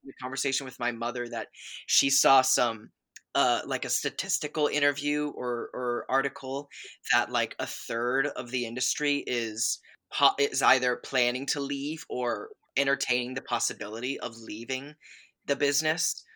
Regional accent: north of Atlanta, Georgia, United States; also born or lived in Chicago / Boston; I basically grew up in, uh, just like thirty minutes north of Atlanta, uh, uh, Georgia

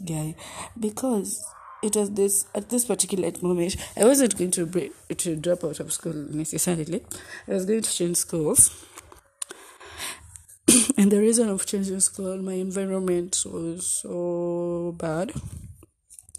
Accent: Eldoret, Uasin Gishu County, Kenya; also born or lived in Nairobi, Kenya; when I was in Eldoret, where I made these friends of mine who are druggers, it was 2007, class 3

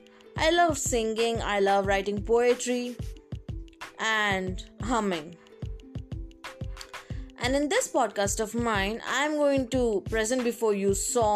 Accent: Telangana, India; I am from Telangana.

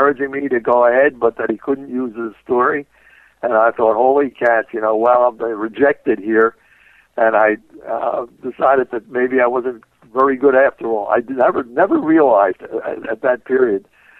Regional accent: Philadelphia, Pennsylvania, United States; I grew up in South Philadelphia.

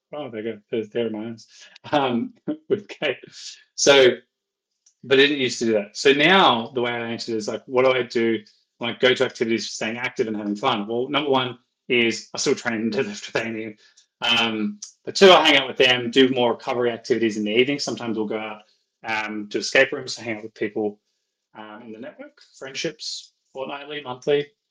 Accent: Ireland; I'm Irish

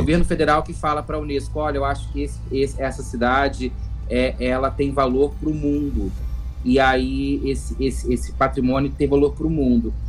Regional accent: Paraty, Rio de Janeiro, Brazil; morro de orgulho de ser paratiense, sou natural de Paraty

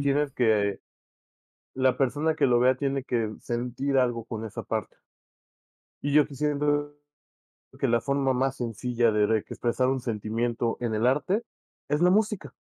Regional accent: Mexico; nos sintamos más cómodos como mexicanos

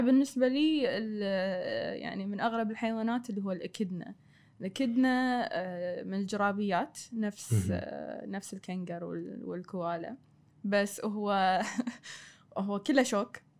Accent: Kuwait; moved away as an adult; also born or lived in Australia; ابي افيد ديرتي

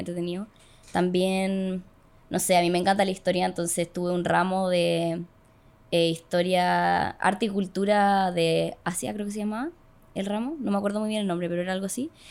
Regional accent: Calera de Tango, Santiago Metropolitan Region, Chile; yo vivía, cuando era chica, vivía en Calera de Tango

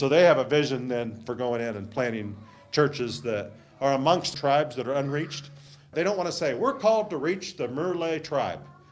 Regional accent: United States; I'm from the United States

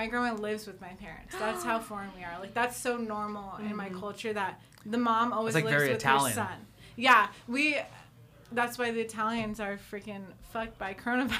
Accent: Oakland, California, United States; I grew up in Oakland until middle school, and then I moved out to Southern California.

